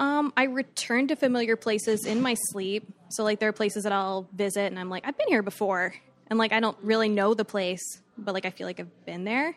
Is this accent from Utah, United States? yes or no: no; Fort Myers, Florida, United States; I'm from Fort Myers.